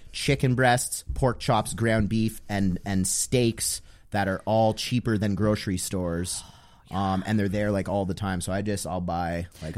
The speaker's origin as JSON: {"language": "English", "town": "Ottawa", "region": "Ontario", "country": "Canada", "also_born_or_lived": "Toronto", "said": "I'm from Ottawa."}